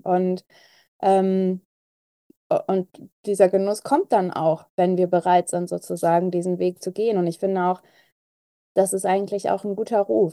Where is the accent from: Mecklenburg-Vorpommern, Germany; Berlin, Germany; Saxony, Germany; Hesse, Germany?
Berlin, Germany; ich bin ja auch Berlinerin